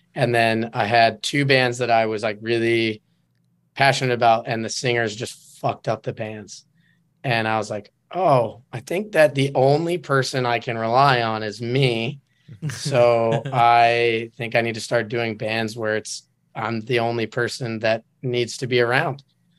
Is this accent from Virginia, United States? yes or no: no; Enumclaw, Washington, United States; moved away as an adult; now in California, United States; I'm from Enumclaw, Washington.